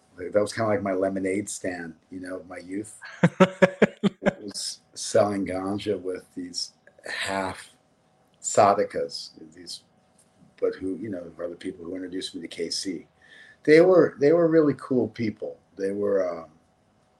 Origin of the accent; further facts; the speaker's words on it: Los Angeles, California, United States; I was born and raised in Los Angeles, and I grew up in West